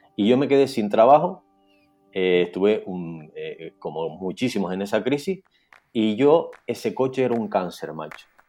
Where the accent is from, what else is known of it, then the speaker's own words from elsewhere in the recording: Santa Cruz de Tenerife, Canary Islands, Spain; Ahora mismo estoy en Santa Cruz de Tenerife, mi ciudad natal